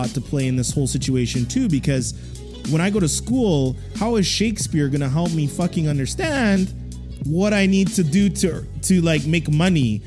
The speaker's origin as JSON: {"language": "English", "town": "Edmonton", "region": "Alberta", "country": "Canada", "tie": "born or raised there", "said": "I didn't grow up in Toronto, so I grew up out in Edmonton"}